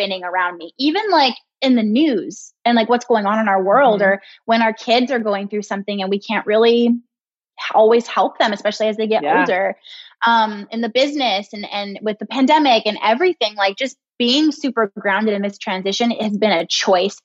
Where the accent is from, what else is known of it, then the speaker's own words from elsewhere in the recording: California, United States; moved away as an adult; also born or lived in Midwest; I moved away from California. That's been my home since I was born, except for a quick 18-month spell in the Midwest for Brian's old job